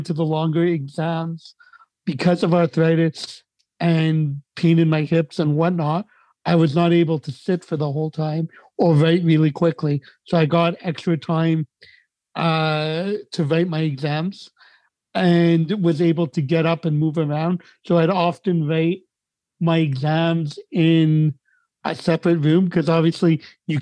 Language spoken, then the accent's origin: English; Montreal, Quebec, Canada; I came from the Quebec school system because I grew up in Montreal